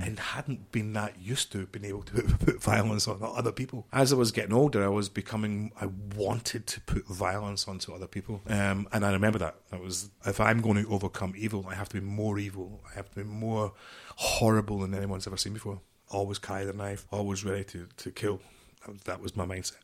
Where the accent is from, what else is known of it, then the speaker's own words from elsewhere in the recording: just outside Glasgow, Scotland, United Kingdom; I'm from Scotland, just outside Glasgow